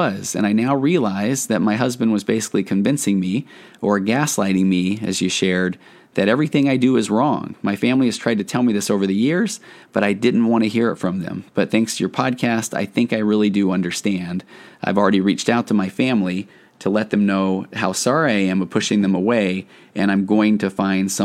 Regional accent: Tennessee, United States; I was born in Tennessee

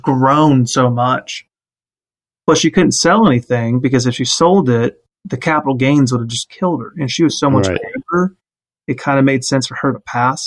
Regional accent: Katy, Texas, United States; I grew up out in Katy

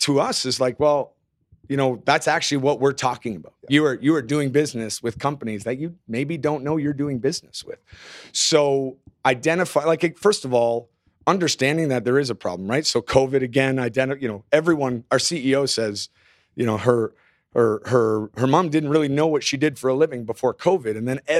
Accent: Canada; As a Canadian, I will apologize right now.

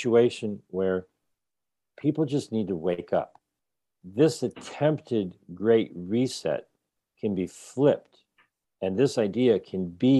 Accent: Rhode Island, United States; I'm from Rhode Island.

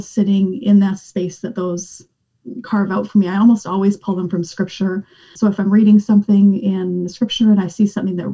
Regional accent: Western Canada, Canada; I grew up in Western Canada

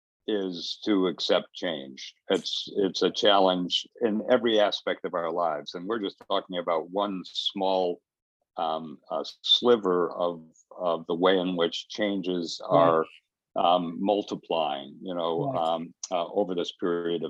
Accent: Detroit, Michigan, United States; moved away; also born or lived in Los Angeles; I was born in Detroit and grew up around the time of the Detroit riots in the 60s.

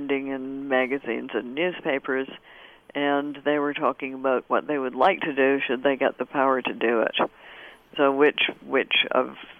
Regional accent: Canada; I'm Canadian of a certain generation, and we had it in school

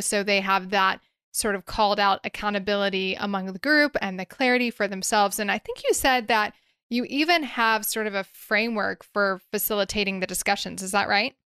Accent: Nashville, Tennessee, United States; my hometown of Nashville

